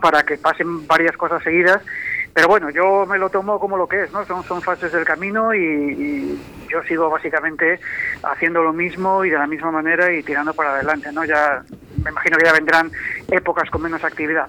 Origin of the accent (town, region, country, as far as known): Valladolid, Castile and León, Spain; now in Madrid, Spain